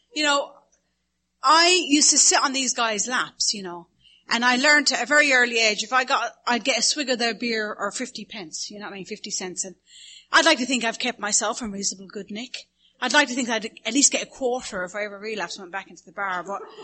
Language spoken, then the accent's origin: English; the Midlands in Ireland, Ireland; accent: Irish Midlands; now in Studio City, United States; My accent is from the Midlands in Ireland